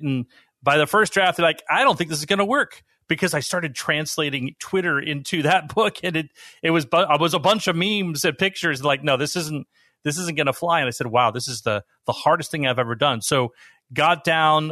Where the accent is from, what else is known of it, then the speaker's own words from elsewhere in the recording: Bay Area, California, United States; moved away as an adult; also born or lived in Utah / Washington, D.C.; I grew up in the Bay Area